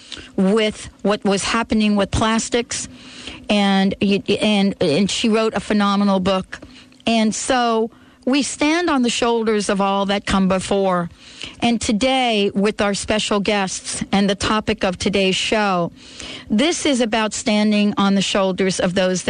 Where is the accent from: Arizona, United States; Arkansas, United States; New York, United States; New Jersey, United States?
New Jersey, United States; I grew up in New Jersey